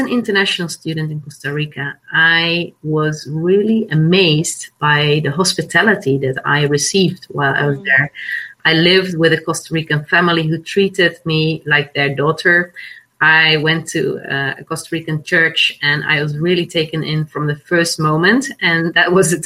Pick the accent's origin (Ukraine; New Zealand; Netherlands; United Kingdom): Netherlands; I'm Dutch. I was born and raised in the Netherlands on a small island